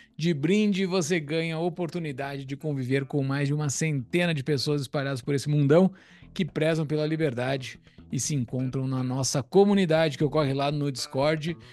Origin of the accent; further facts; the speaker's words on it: Brazil; moved away; como brasileiro